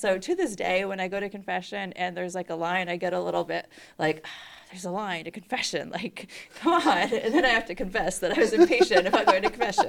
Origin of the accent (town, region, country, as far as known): Middletown, Rhode Island, United States; born or raised there; also born or lived in New Jersey